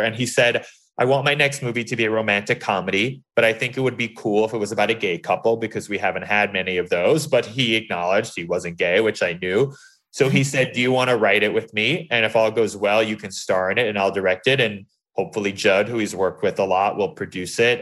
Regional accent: New York City, New York, United States; I grew up in New York City

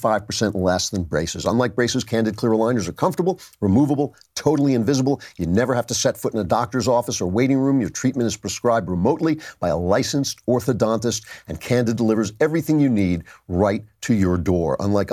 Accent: California, United States; when I was growing up in California, a businessman in my hometown launched The Good News

